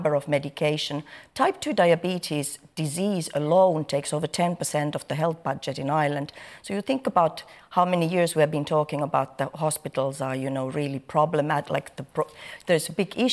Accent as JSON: {"language": "English", "country": "Finland", "moved": "yes", "said": "I'm coming from a different culture, first of all. I'm coming from Finland, where children are weighed from the moment they are born"}